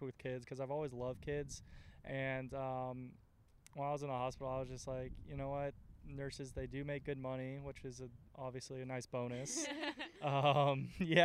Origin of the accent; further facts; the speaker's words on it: Oviedo, Florida, United States; I am born and raised in Oviedo, outside of Orlando